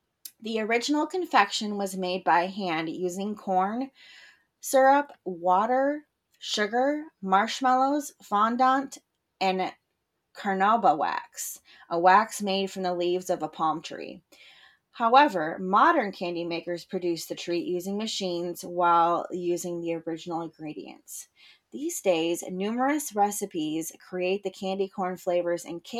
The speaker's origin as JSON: {"language": "English", "region": "Western Michigan", "country": "United States", "tie": "born or raised there", "also_born_or_lived": "California", "moved": "as an adult", "lives_now": "Michigan, United States", "said": "growing up in Western Michigan"}